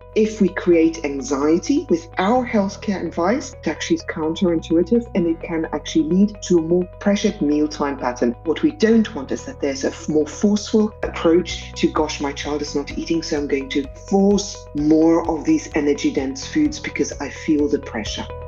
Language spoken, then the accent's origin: English; South Africa; accent: South African